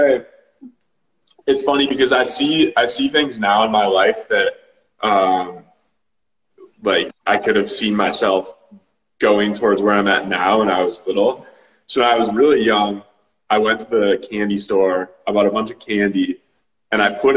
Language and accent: English; Birmingham, Michigan, United States; moved away as an adult; also born or lived in Dallas, Texas; I'm from Birmingham, Michigan.